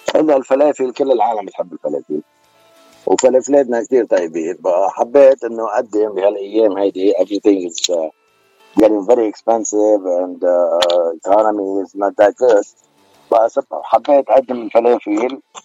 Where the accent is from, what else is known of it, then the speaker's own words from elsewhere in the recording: Beirut, Beirut Governorate, Lebanon; accent: Beiruti; moved away; أنا من بيروت أنا من لبنان